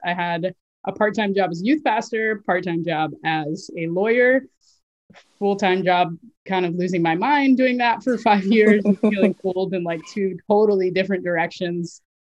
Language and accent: English; Florida, United States; moved away as an adult; now in Boston, United States; I live currently in Boston, but yes, I originally I grew up in Florida. Um, I moved to uh, Boston in 2008 to go to law school